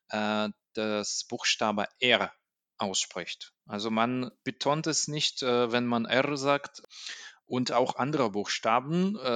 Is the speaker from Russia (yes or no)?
yes; Russia; German is a second language; now in Germany; Ich komme aus Russland ähm, und wohne hier in Deutschland seit drei Jahren.